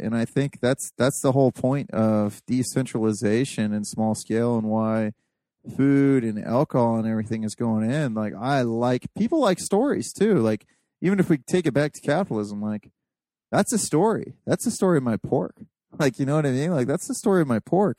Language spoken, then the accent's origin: English; Appalachia, United States; I'm a fucking hillbilly. Like I could say I'm Appalachian, whatever. I'm a hillbilly